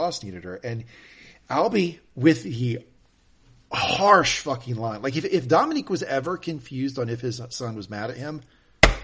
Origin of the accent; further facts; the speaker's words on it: the South, United States; where I grew up in the South